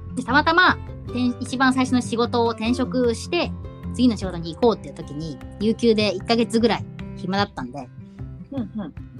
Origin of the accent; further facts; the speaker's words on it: Saitama, Japan; 日本生まれ、はい、日本育ち埼玉県出身